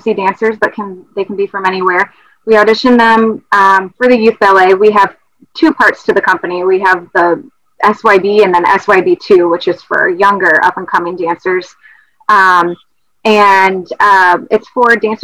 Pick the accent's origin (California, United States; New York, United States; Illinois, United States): Illinois, United States; Rockford; moved away as an adult; also born or lived in Erie, Pennsylvania / Milwaukee / Denver / Missouri; now in Maryland, United States; I grew up in Rockford, Illinois